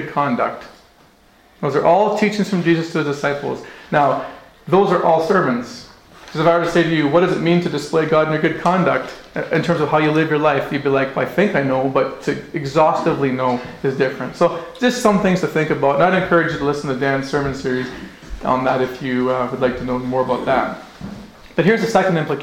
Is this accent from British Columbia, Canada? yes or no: no; Northwest Territories, Canada; now in Okotoks, Canada; I grew up in the Northwest Territories. My family's from Scotland